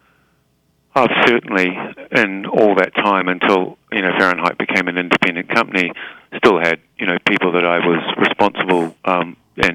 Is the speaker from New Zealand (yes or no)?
yes; New Zealand; moved away; it's a very defining characteristic of being a New Zealander. Mm-hmm. And, you know, and I'm, you know, very proud of, you know, the country that, you know, that I come from